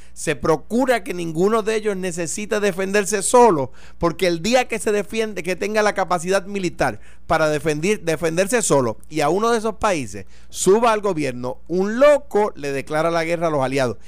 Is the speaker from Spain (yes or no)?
no; Puerto Rico; los que viven en áreas rurales, de donde yo vengo